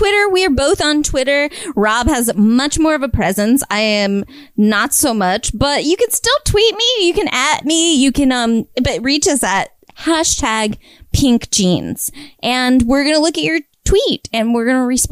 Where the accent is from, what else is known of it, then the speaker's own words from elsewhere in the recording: North Carolina, United States; I'm from North Carolina. There's woods everywhere